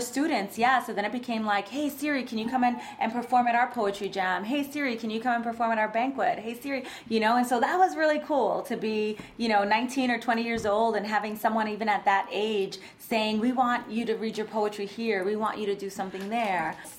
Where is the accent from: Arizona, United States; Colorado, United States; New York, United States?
New York, United States; New York City; I am a native New Yorker, born and raised in the Bronx